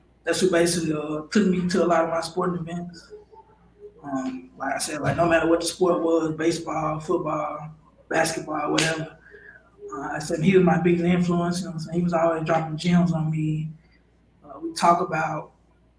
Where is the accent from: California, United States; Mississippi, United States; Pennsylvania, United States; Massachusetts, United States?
Mississippi, United States; I'm from Mississippi